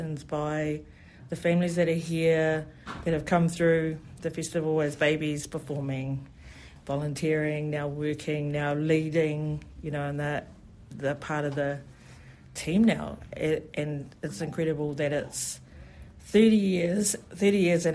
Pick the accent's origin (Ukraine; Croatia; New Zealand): New Zealand; I'm a first generation New Zealand born